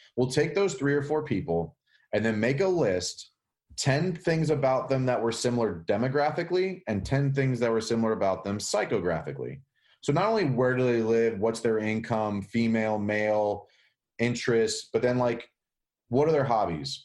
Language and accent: English; Pittsburgh, Pennsylvania, United States; now in North Carolina, United States; I grew up in Pittsburgh, but all my family's in Jersey